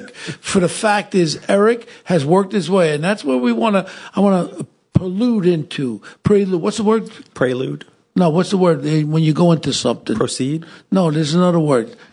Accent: New York City, New York, United States; I uh, grew up in Brownsville, Brooklyn.

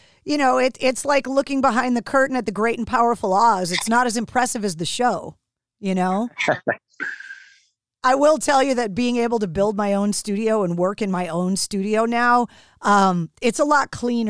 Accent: Northeast, United States; growing up on the East Coast, it took me traveling to the West Coast to understand why your music sounded the way that it did.

